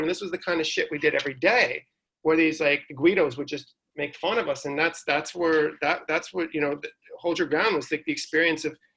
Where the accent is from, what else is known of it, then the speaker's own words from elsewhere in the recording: New York, United States; growing up in New York in the '80s